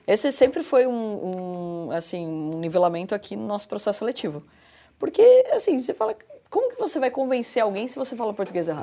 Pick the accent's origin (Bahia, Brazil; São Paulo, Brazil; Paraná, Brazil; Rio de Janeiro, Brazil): São Paulo, Brazil; Porto Feliz; accent: caipira; eu sou de Porto Feliz, então o caipirês ajuda também